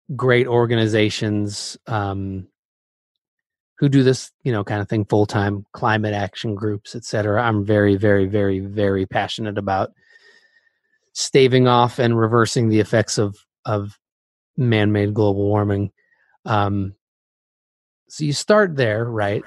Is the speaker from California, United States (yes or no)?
yes; Bay Area, California, United States; I was growing up in the Bay Area.